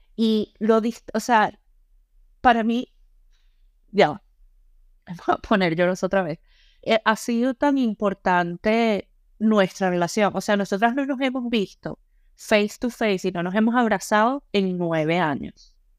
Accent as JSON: {"language": "Spanish", "country": "Venezuela", "also_born_or_lived": "Panama", "moved": "yes", "lives_now": "Ireland", "said": "Nosotros en Venezuela"}